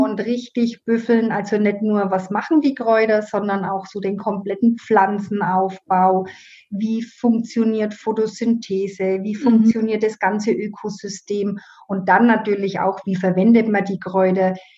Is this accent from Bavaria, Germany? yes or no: yes; Burgbernheim, Bavaria, Germany; accent: Middle Franconian; bin gebürtige Burg Bannheimerin und so wie man das am Dialekt wahrscheinlich hören kann, das ist in Mittelfranken